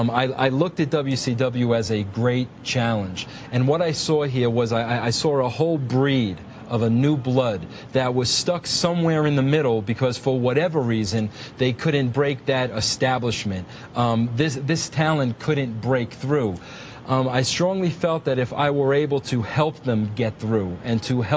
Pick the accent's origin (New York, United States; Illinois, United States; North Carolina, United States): New York, United States; You know, coming from Long Island, you know I'm a New Yorker.